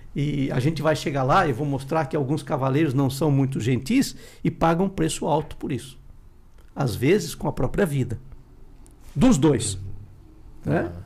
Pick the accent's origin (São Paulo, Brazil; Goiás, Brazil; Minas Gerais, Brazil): São Paulo, Brazil; Sorocaba; na minha cidade, né, que eu sou de Sorocaba